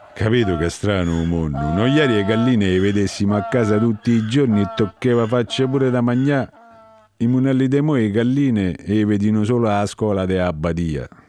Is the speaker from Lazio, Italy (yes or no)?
yes; Grottaferrata, Lazio, Italy; io so De Valle Violata